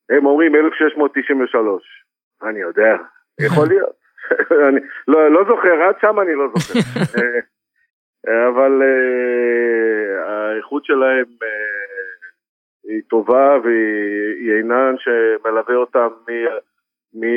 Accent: Israel; אני יודע, אני מכיר מאוד את הצרכן הישראלי כי אני הצרכן

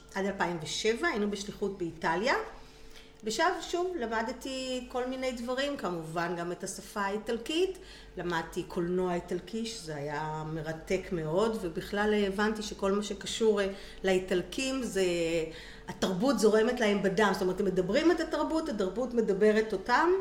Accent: Kiryat Yam, Haifa District, Israel; also born or lived in Italy; נולדתי בקריית ים, גדלתי בקריית ים

